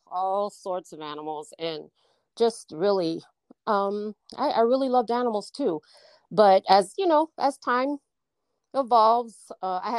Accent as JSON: {"language": "English", "town": "Hidalgo", "region": "Texas", "country": "United States", "tie": "born or raised there", "also_born_or_lived": "Fort Wayne, Indiana", "said": "I'm from Fort Wayne, Indiana. I was born there, but grew up in Texas"}